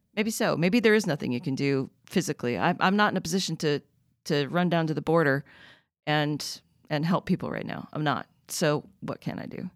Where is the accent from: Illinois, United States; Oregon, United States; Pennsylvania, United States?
Oregon, United States; growing up in Oregon